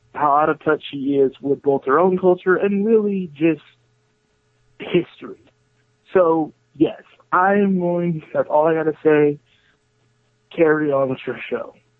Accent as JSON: {"language": "English", "region": "New Jersey", "country": "United States", "moved": "yes", "lives_now": "Florida, United States", "said": "I'm from New Jersey"}